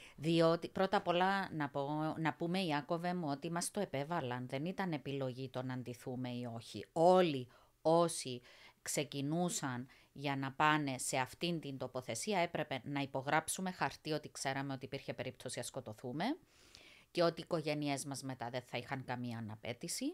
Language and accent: Greek; Cyprus; also born or lived in England; now in Brussels, Belgium; μία Κύπρια Ελληνίδα